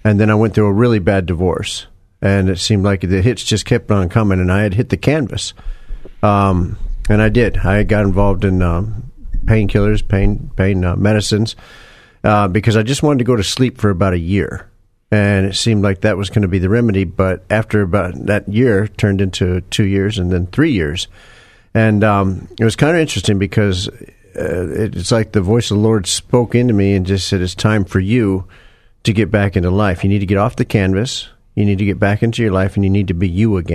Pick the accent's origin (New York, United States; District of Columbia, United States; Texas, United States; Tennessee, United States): Texas, United States; Houston; Actually, I grew up here in Houston. I lived on the southeast side of Houston, over there by Hobby Airport, and went to school over there. Went to Milby High School